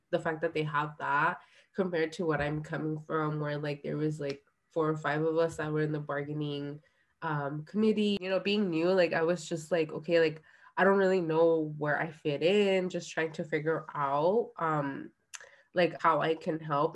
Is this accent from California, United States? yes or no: yes; Orange County, California, United States; also born or lived in San Diego / Guerrero, Mexico; I grew up in Orange County